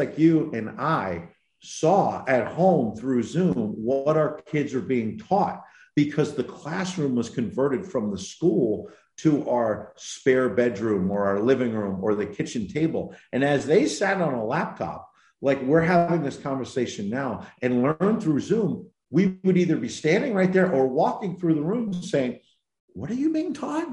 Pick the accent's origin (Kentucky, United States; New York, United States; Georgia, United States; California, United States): New York, United States; I'm from New York